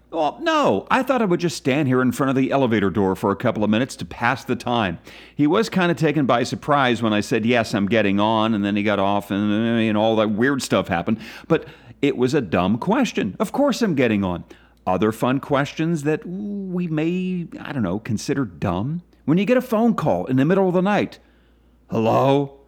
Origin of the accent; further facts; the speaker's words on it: Philadelphia, Pennsylvania, United States; my hometown, Philadelphia